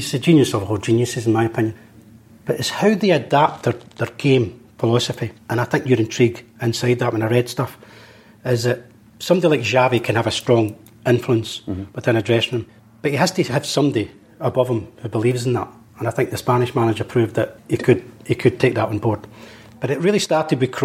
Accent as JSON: {"language": "English", "region": "Scotland", "country": "United Kingdom", "tie": "born or raised there", "said": "When I was brought up in Scotland"}